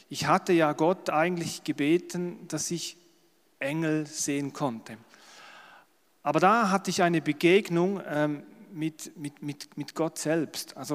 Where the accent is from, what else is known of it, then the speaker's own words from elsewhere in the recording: Schaffhausen, Switzerland; accent: Schaffhausen German; Es ist immer schwierig als Schweizer, aber ich versuche es. Ich denke, ihr würdet auch mein Schaffhauser Deutsch verstehen